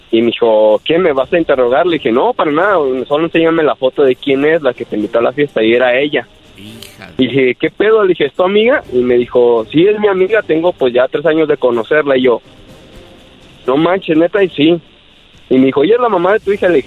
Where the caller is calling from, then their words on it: Guadalajara, Jalisco, Mexico; De Guadalajara, Jalisco.